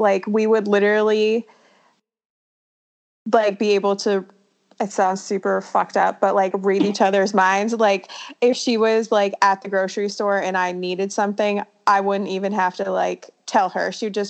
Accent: Vermont, United States; more of the region you grow up in, like, being Vermont, you know, a bunch of, like, hippies were very, like, in touch with nature.

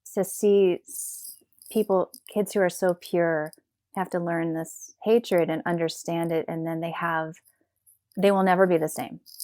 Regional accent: Knoxville, Tennessee, United States; moved away; I grew up in Knoxville, Tennessee

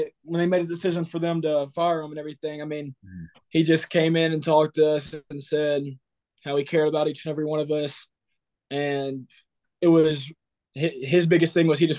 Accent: Texarkana, Texas, United States; also born or lived in Gilmer, Texas / Pleasant Grove, Texas; I grew up there till I was about, I want to say like 11, 12. Then I moved to Gilmer, Texas, which is a smaller town in East Texas as well.

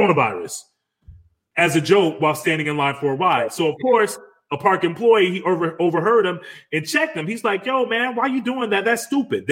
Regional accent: Atlanta, Georgia, United States; I'm from Atlanta.

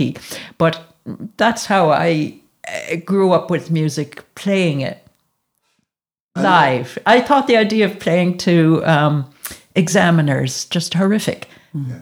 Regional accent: United States; moved away as an adult; now in Galway, Ireland; I grew up in America

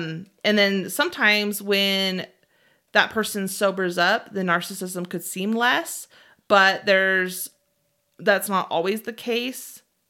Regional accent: Utah, United States; We, as we've stated, we're from Utah, and there's a large base of the Mormon religion. Probably more, mm-hmm. more than not, people are actively Mormon here.

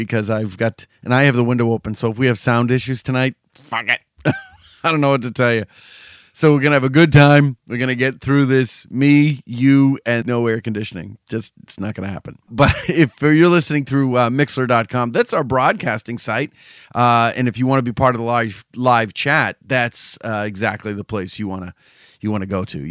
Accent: New England, United States; I'm from New England

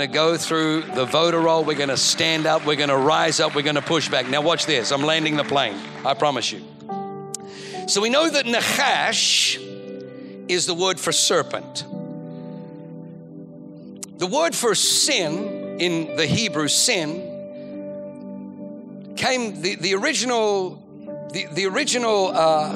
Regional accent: Australia; moved away; Growing up in Australia

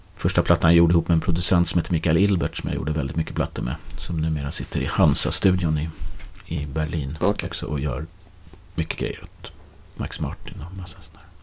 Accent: Nyköping, Södermanland, Sweden; now in Stockholm, Sweden; är uppväxt i Nyköping

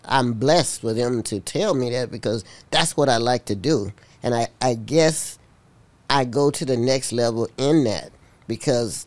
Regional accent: Uniontown, Alabama, United States; moved away; also born or lived in Manhattan, New York; Uniontown, Alabama was just the best for me. I mean, that was my hometown

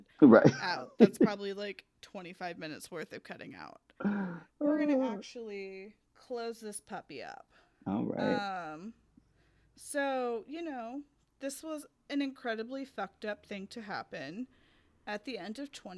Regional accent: the South, United States; I grew up in the South

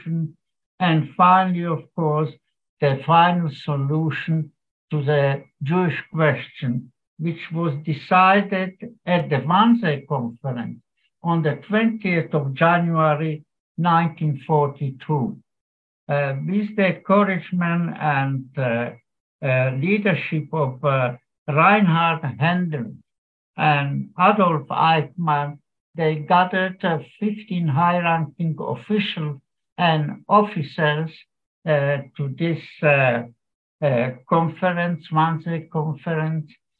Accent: Piešťany, Trnava Region, Slovakia; also born or lived in Merašice, Slovakia; now in Ireland; I was born in Slovakia in a town, Pieštany, and then we lived in a small village called Merašice, with about 700 inhabitants.

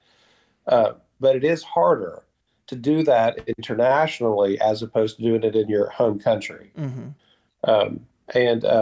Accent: United States; moved away; as Americans

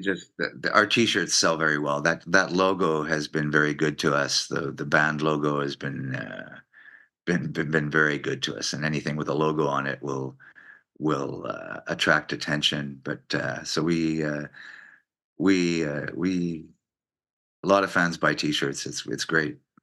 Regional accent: Montreal, Quebec, Canada; growing up in Montreal, I grew up in French

